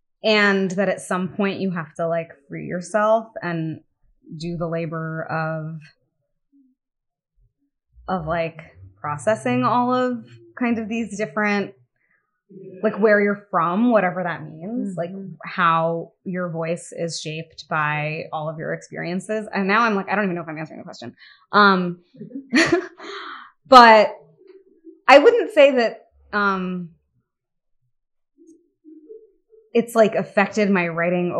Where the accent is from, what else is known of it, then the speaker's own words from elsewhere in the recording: United States; also born or lived in Bombay, India; as an American